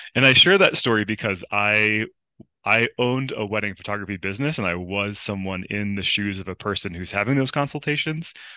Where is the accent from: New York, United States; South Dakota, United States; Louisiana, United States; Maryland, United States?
New York, United States; outside of Buffalo; also born or lived in Southern California / Los Angeles; now in Mammoth Lakes, United States; I grew up outside of Buffalo, New York